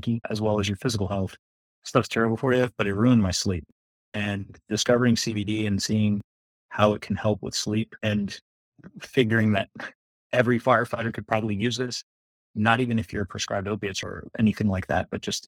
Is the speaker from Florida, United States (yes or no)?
yes; South Florida, United States; Born and raised in Florida. I'm one of the few people that lives in South Florida who's actually from South Florida.